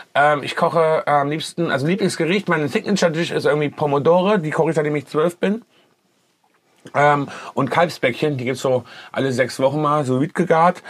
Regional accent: Kassel, Hesse, Germany; now in Düsseldorf, Germany; ich komme ursprünglich aus Kassel

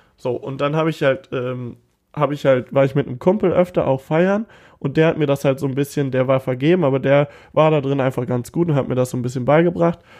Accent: Cologne, North Rhine-Westphalia, Germany; ich bin ein Kölsche Jung

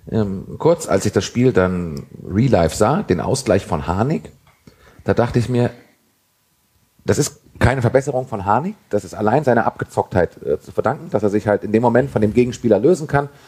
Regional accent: Berlin, Germany; born there; Ich bin ja geborene Berliner und habe darum tatsächlich auch Herthas äh, glorreiche Saisons in der Champions League mitbekommen

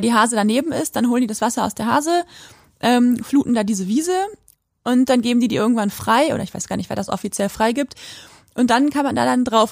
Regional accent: Quakenbrück, Lower Saxony, Germany; in Quakenbrück, da wo ich aufgewachsen bin

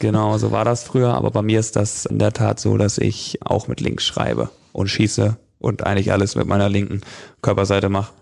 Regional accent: Flensburg, Schleswig-Holstein, Germany; als Flensburger äh, Junge und aufgewachsen in der Stadt

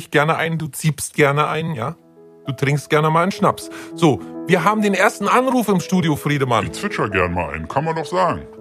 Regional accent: Hannover, Lower Saxony, Germany

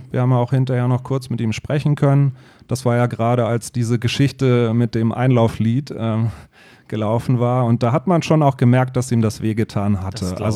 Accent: Berlin, Germany; Ja, ich bin in Berlin-Wannsee aufgewachsen, noch zu Mauerzeiten, ähm, habe dann die Wende dort miterlebt, so zu Abiturzeiten

